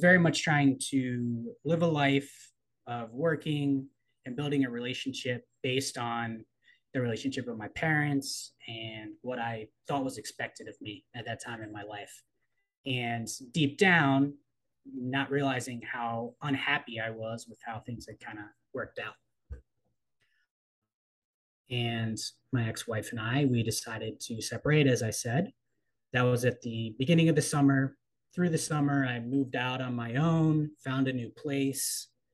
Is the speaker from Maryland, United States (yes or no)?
yes; Baltimore, Maryland, United States; born there; also born or lived in East Coast of the United States; I'm originally from the East Coast of the United States. I was born in Baltimore, moved around a lot as a kid as a result of my father's employment decisions, put it that way, and ended up back in Baltimore for college